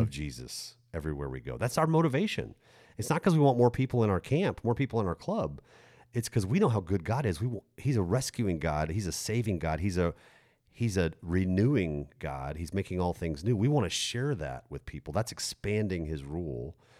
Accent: United States; as American twenty-first century Christians

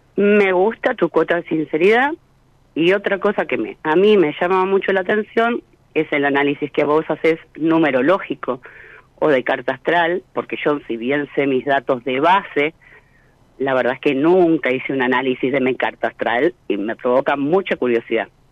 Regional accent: Mar del Plata, Buenos Aires Province, Argentina; also born or lived in Puerto Madryn, Chubut; Mar del Plata, provincia de Buenos Aires, Argentina.

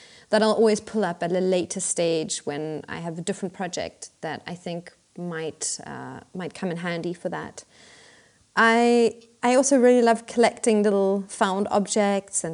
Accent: Pretoria, Gauteng, South Africa; moved away as an adult; now in Berlin, Germany; I grew up in Pretoria

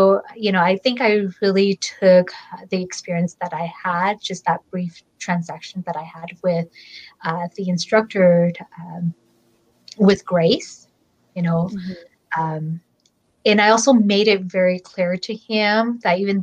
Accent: Fresno, California, United States; I'm from Fresno, and I was born and raised in Fresno all my life

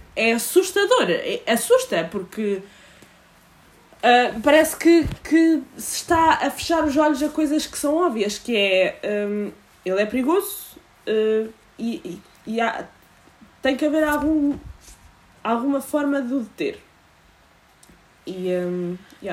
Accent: Portugal; enquanto portuguesa

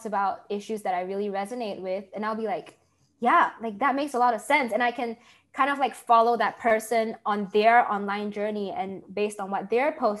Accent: Malaysia; moved away as an adult; now in United States; growing up in Malaysia

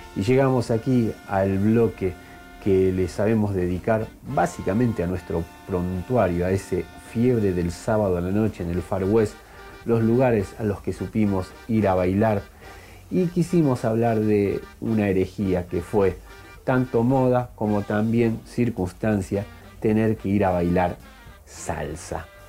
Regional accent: Buenos Aires Province, Argentina; nosotros que nos creíamos los Patrick del conurbano, terminamos siendo los Robocop argentinos

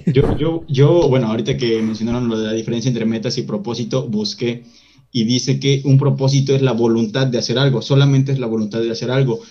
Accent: Mexico; como, como mexicano

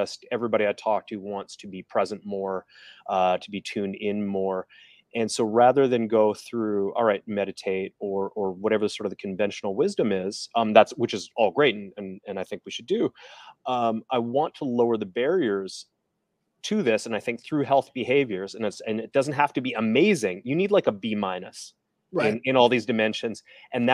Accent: Calgary, Alberta, Canada; now in Toronto, Canada; I'm from out west. I'm from Calgary, which is kind of like Texas, Canada

